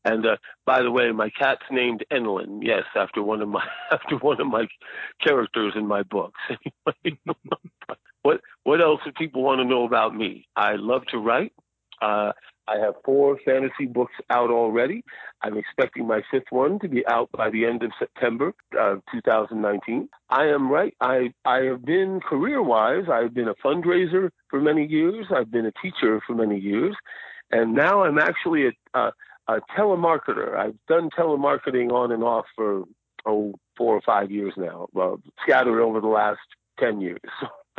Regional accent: New Jersey, United States; accent: New Jersey; now in Phoenix, United States; I grew up in New Jersey, and yes, I used to talk like this. I used to have a big, thick New Jersey accent.

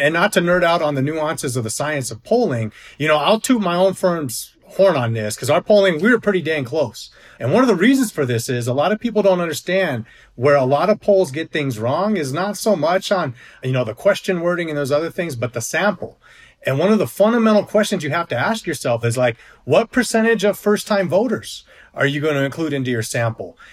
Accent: New Mexico, United States; my home state of New Mexico

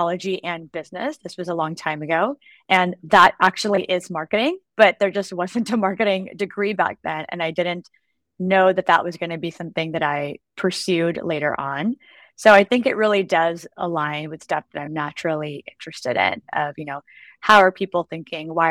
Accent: United States; So they came here from India. I'm Indian American. And I popped out a year later

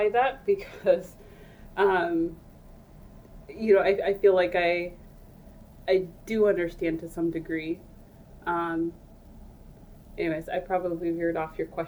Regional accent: United States; also born or lived in Ethiopia / Alaska; I came to the U.S. when I was very young. I was like 3 or 4.

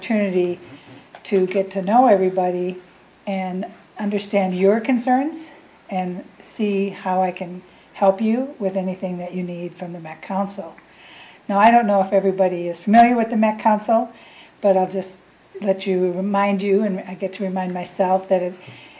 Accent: Saint Paul, Minnesota, United States; I was born and raised in St. Paul, had the opportunity to graduate from Highland Park Public High School

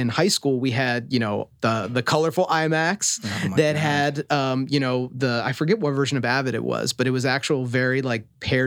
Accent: Tucson, Arizona, United States; born or raised there; moved away as an adult; also born or lived in Philadelphia, Pennsylvania; now in Los Angeles, United States

